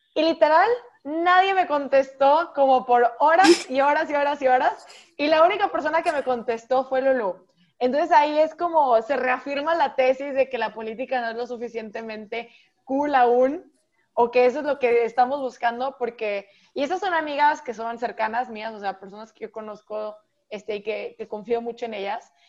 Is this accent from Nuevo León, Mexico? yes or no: yes; Monterrey, Nuevo León, Mexico; soy de Monterrey, México